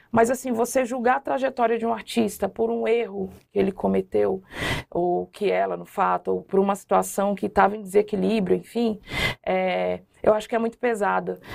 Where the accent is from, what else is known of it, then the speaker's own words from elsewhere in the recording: Brasília, Federal District, Brazil; moved away as an adult; also born or lived in Minas Gerais / Curitiba; eu fui criada na nas comunidades ali em Brasília, né, na Chaparral, que é uma divisa da Ceilândia com Taguatinga Norte, QNL.